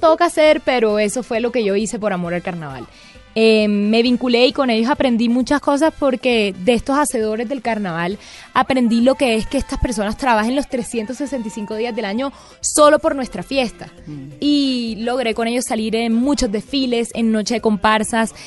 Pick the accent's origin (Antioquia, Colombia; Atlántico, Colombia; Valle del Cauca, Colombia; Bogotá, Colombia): Atlántico, Colombia; Barranquilla; also born or lived in Bogotá; nosotros crecimos amando el carnaval